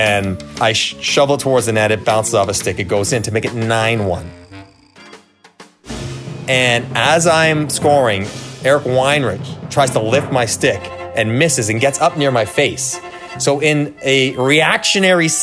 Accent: Toronto, Ontario, Canada; growing up in Toronto

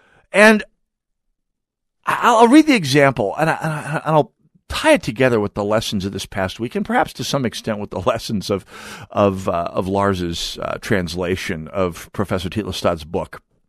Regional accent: Jamestown, North Dakota, United States; my hometown was the home of the sidewalk cutout.

